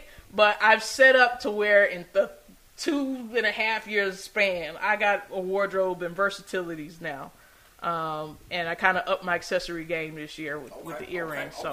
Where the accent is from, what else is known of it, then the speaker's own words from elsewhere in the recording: Atlanta, Georgia, United States; growing up in Atlanta